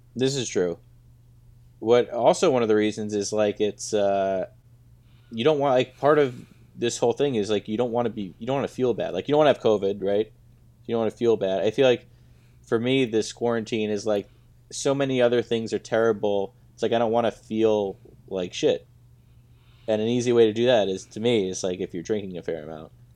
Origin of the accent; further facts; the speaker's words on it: United States; I grew up in America.